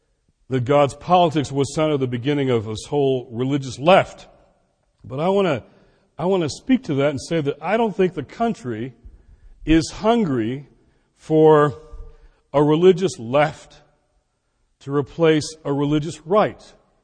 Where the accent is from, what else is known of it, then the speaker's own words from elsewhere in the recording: Washington, District of Columbia, United States; My hometown in Washington, D.C., has a way of handling political issues.